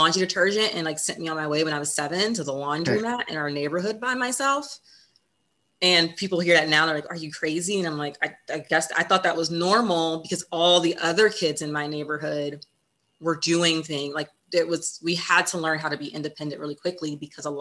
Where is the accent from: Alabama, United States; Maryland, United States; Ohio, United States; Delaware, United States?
Maryland, United States; Essex; I grew up in Essex, Maryland. So that's in Baltimore County.